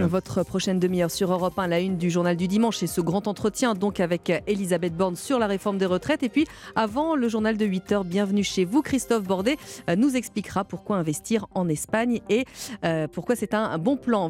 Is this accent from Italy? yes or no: no; France; chez nous en France